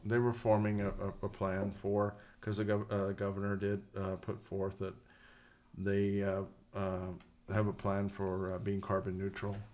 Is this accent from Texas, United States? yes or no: no; New Mexico, United States; New Mexico's my home state, which many of you probably know, but, um, we're proud